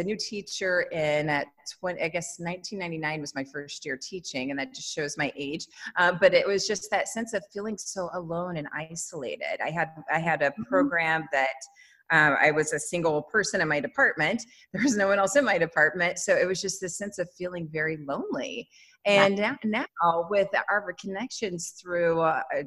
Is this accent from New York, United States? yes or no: no; West Virginia, United States; I grew up in West Virginia